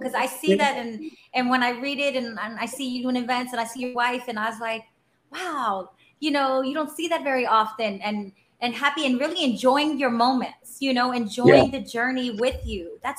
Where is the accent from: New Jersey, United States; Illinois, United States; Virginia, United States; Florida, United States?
Florida, United States; we love Orlando. We're from South Florida.